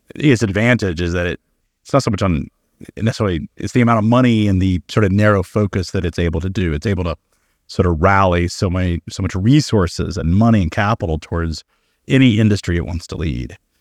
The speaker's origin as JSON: {"language": "English", "country": "United States", "said": "as an American"}